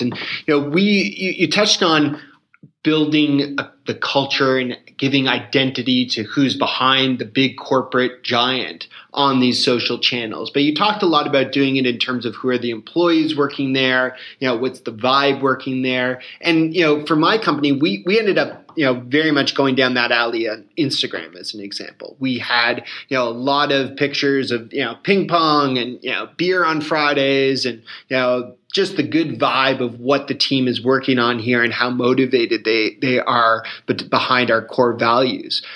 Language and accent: English; Canada; as a Canadian